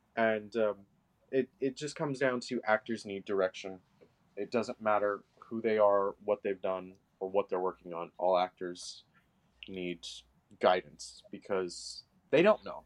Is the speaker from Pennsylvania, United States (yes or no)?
no; Los Angeles, California, United States; I am from Venice particularly